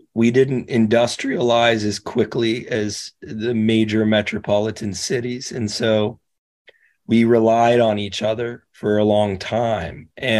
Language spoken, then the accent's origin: English; Nashville, Tennessee, United States; I would say that's been my experience as a Southerner. Living here since I was 6 years old